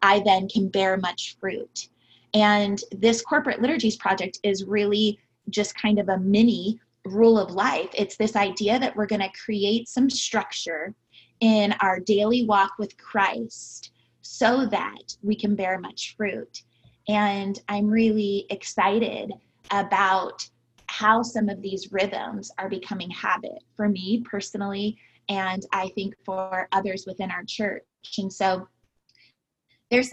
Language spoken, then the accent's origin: English; California, United States; I'm from California, and I went to college near wine country